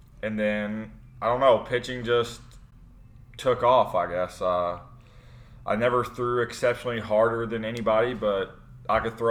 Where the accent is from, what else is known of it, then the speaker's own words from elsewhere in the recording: Louisville, Kentucky, United States; moved away as an adult; now in St. Louis, United States; born and raised in Louisville, Kentucky. Moved to St. Louis about 4 years ago